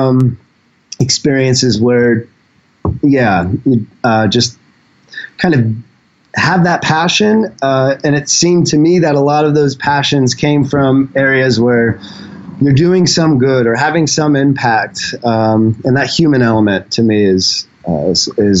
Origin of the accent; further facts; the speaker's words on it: Indianapolis, Indiana, United States; moved away as an adult; also born or lived in Seattle, United States; now in Thailand; born and raised in Indianapolis, and was out in Seattle for about 6 years before I came to Thailand